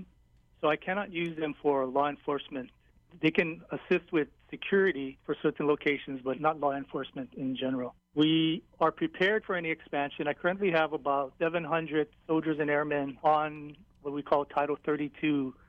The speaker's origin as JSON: {"language": "English", "town": "Hilo", "region": "Hawaii", "country": "United States", "said": "I'm from Hilo"}